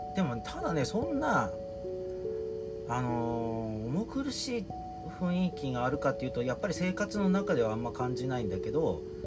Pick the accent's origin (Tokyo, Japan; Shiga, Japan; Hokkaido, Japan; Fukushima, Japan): Fukushima, Japan; 鈴木君も俺も福島出身